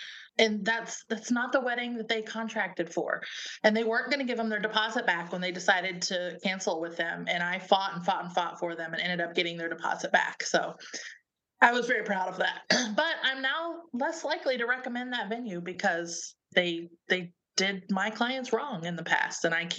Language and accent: English; Middletown, Ohio, United States; I'm from Middletown, Monroe